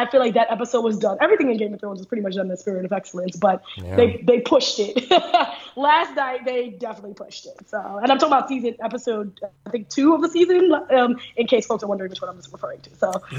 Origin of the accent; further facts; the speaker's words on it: Trinidad & Tobago; born there; because soca is a song of genre of my culture. I was born in Trinidad